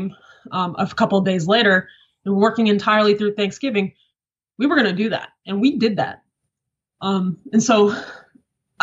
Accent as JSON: {"language": "English", "town": "Dallas", "region": "Texas", "country": "United States", "also_born_or_lived": "Bristol, Connecticut / Los Angeles", "moved": "as an adult", "said": "that was my first time officially leaving Dallas again after coming back from college"}